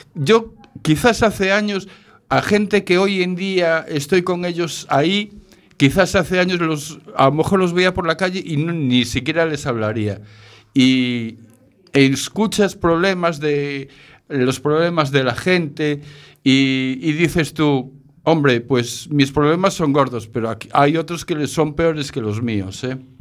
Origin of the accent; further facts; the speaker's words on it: Galicia, Spain; also born or lived in Barcelona; yo nací en Barcelona, pero a los poquitos meses ya me trajeron para Galicia